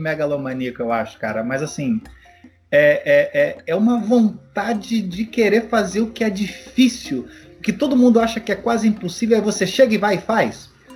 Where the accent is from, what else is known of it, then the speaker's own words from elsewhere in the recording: Rio de Janeiro, Brazil; moved away; also born or lived in Curitiba; a Penha, de onde eu sou, no Rio de Janeiro, era o meu mundo, aí depois eu fui morar em Curitiba